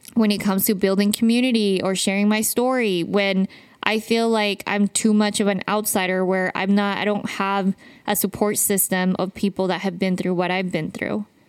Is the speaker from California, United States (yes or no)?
no; Utah, United States; I grew up in Utah